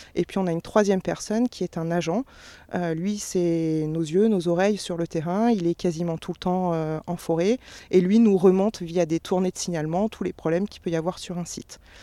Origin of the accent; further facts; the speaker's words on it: Sologne, Centre-Val de Loire, France; moved away; j'ai grandi en Sologne